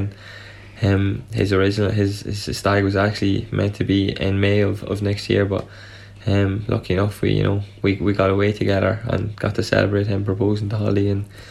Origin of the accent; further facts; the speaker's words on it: Dundalk, Leinster, Ireland; we went to Gaelscoil Dundalgan together